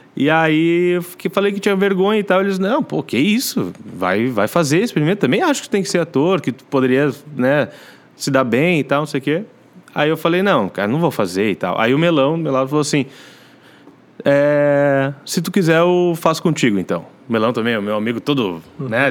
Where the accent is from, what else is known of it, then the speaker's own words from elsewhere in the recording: Novo Hamburgo, Rio Grande do Sul, Brazil; moved away as an adult; also born or lived in Rio de Janeiro; now in São Paulo, Brazil; Nasci, é. Fui parido lá. E aí fui criado aqui no Sul.